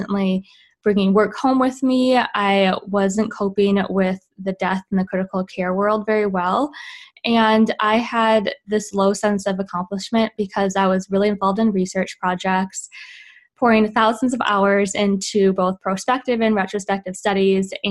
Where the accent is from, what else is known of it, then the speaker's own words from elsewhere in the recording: Midwest, United States; moved away as an adult; also born or lived in Utah; now in California, United States; I am originally from the Midwest, came out to USC in California, and spent 9 years training here